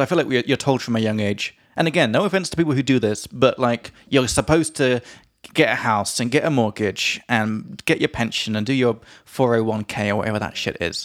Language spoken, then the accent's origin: English; England, United Kingdom; from England